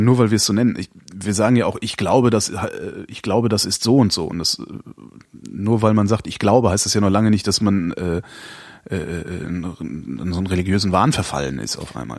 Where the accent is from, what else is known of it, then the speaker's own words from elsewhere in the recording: Cologne, North Rhine-Westphalia, Germany; ich bin ja auch Kölner, also ich komme aus einer katholischen Region